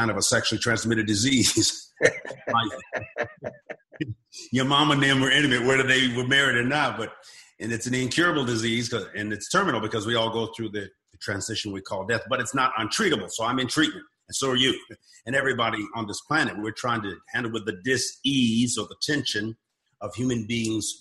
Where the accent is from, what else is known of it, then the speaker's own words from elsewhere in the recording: Southern California, United States; moved away as an adult; now in Oklahoma, United States; I grew up in Southern California, so we were very earthquake conscious. Now I'm in Oklahoma